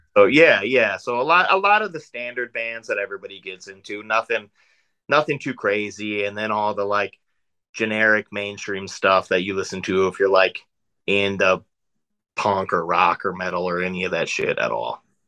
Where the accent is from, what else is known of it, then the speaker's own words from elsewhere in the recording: South Dakota, United States; moved away as an adult; also born or lived in Northwest Indiana; now in Indiana, United States; So I'm from South Dakota originally. Um, that's that's where I grew up. I lived there for 20, 21 years